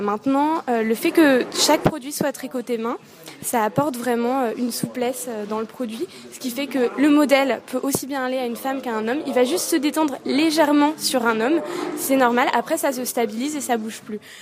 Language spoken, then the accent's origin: French; Yvelines, Île-de-France, France; Je suis originaire des Yvelines